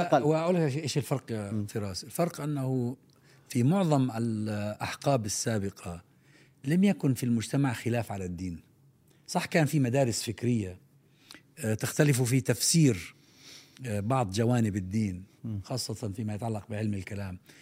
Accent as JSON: {"language": "Arabic", "country": "Palestine", "said": "عندنا في فلسطين"}